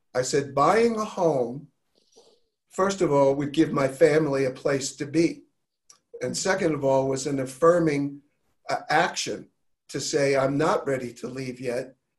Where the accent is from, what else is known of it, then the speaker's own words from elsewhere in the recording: New York, United States; I was raised in New York with a bit of a tough edge